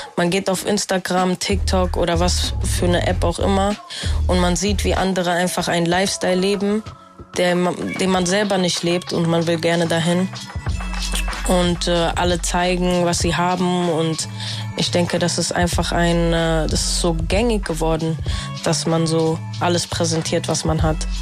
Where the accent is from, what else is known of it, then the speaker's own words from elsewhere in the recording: Frankfurt, Hesse, Germany; also born or lived in Hildesheim; Ich bin mit fünf Jahren hier nach Frankfurt gekommen und ähm, ja, seitdem sehe ich auch eigentlich eher so, woher kommst du? Aus Frankfurt.